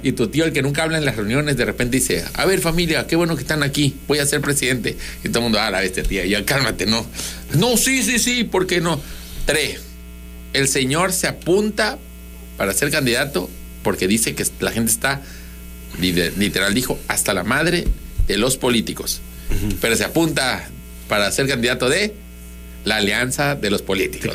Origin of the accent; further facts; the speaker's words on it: southern Mexico, Mexico; los sureños